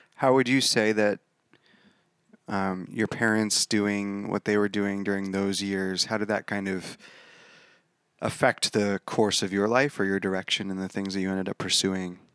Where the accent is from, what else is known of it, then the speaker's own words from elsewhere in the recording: Rutherford, United States; I grew up in Rutherford